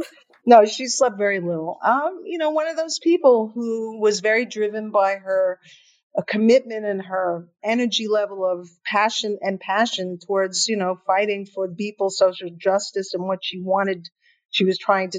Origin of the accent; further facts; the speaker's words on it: New York City, New York, United States; Chelsea and then the Village. While she was in Congress, we lived in the West Village on Bank Street.